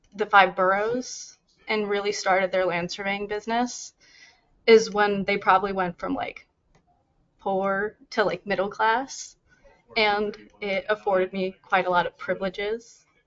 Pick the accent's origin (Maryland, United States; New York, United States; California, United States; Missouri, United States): New York, United States; also born or lived in New Jersey; I'm from New York.